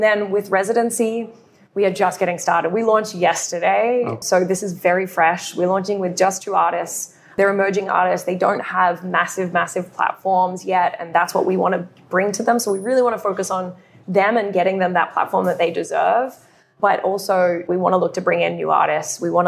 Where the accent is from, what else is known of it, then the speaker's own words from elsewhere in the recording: Australia; being Australian